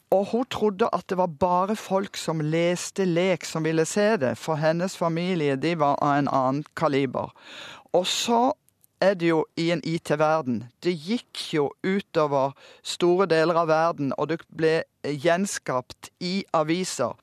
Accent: Kristiansand, Agder, Norway; moved away; Jeg kom fra Kristiansand med to kinoer og 48 bedehus

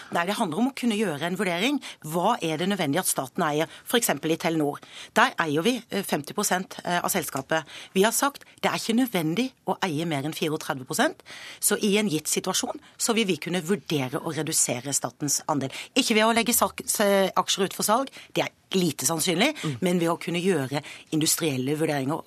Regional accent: Bergen, Vestland, Norway; Som bergenser

